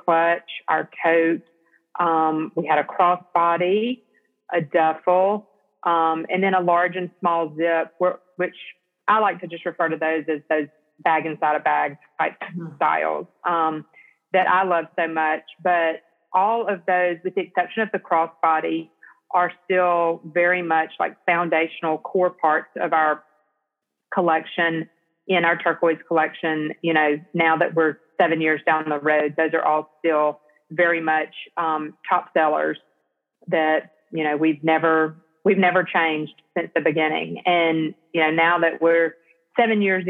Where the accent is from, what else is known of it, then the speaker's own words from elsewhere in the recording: Selma, Alabama, United States; moved away as an adult; also born or lived in Auburn, Alabama / Atlanta, Georgia; now in Fairhope, United States; I grew up in Selma, Alabama, and was born and raised in Selma